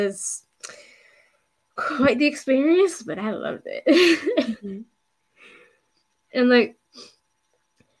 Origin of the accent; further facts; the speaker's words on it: Buffalo, New York, United States; I'm from Buffalo.